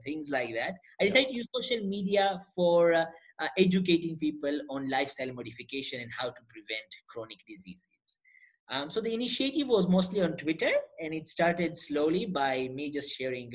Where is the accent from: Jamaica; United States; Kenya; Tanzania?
Tanzania; moved away as an adult; also born or lived in India; now in Canada; So I'm originally from Tanzania, East Africa. That's where I was born and raised